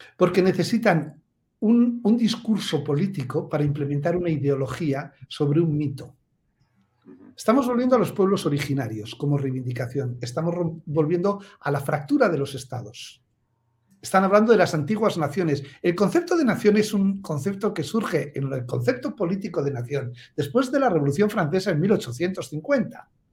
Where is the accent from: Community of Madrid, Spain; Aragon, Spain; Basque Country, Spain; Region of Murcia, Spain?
Basque Country, Spain; yo, que soy vasco